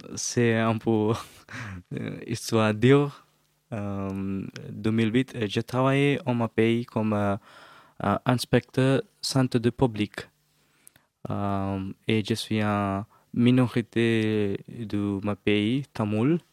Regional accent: Sri Lanka; French is a second language; moved away as an adult; now in Drancy, France; je suis un Sri Lankais. Euh, je viens du Sri Lanka et habité en France depuis 2008

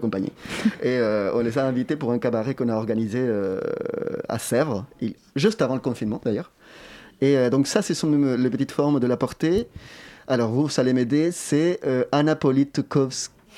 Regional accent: Chile; moved away; je viens du Chili

